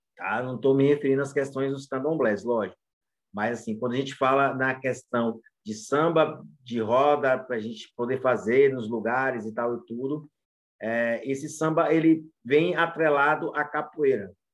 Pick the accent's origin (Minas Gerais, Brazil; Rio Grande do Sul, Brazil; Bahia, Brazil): Bahia, Brazil; Muritiba; eu passei minha adolescência inteira crescendo ali em Muritiba, que é perto de Santo Amaro, Cachoeira e São Félix.